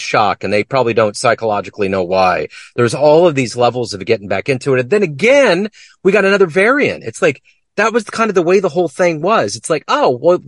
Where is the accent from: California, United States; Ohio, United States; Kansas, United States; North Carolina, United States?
Kansas, United States; now in Kansas City, United States; I'm from here. I'm from Kansas